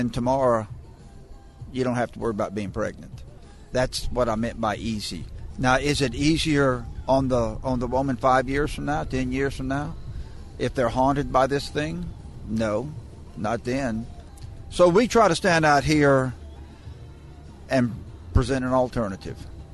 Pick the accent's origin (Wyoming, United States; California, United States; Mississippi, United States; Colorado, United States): Mississippi, United States; Meridian; I'm from Meridian